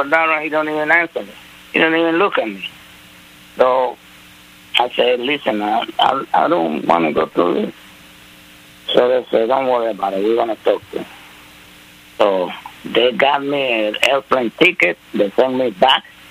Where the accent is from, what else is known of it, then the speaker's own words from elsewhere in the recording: Panama; English is a second language; moved away as an adult; now in United States; I was living right in Panama